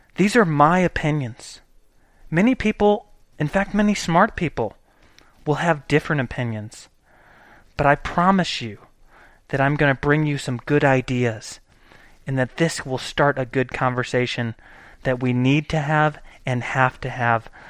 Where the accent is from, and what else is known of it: United States